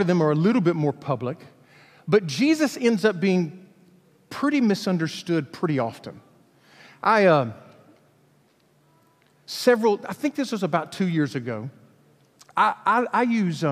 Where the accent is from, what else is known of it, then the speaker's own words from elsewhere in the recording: Alabama, United States; I'm from Alabama